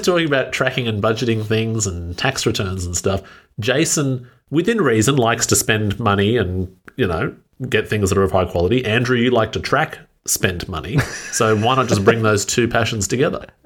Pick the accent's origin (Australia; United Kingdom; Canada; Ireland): Australia; as an Australian